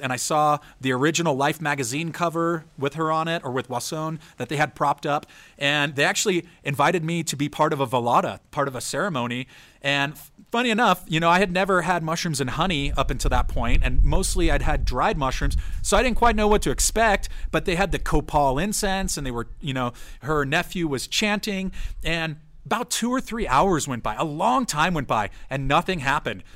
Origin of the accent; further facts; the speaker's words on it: San Diego, California, United States; also born or lived in San Francisco; growing up in San Diego